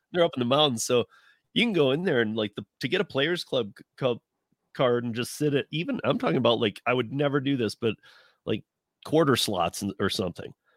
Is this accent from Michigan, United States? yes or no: yes; Michigan, United States; from Michigan